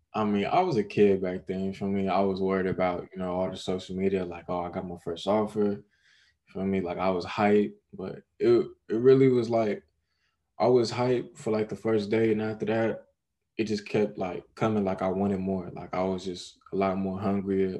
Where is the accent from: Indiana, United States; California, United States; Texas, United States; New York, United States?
California, United States; Long Beach; born and raised in Long Beach